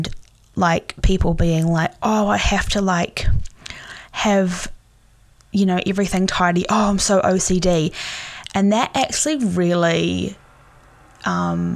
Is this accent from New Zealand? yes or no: yes; Tauranga, Bay of Plenty, New Zealand; the Bay of Plenty and in Tauranga